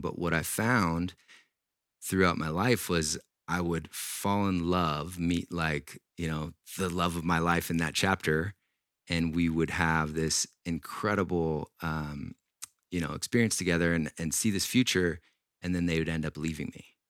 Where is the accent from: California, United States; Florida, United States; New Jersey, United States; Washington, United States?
Washington, United States; I grew up in Washington State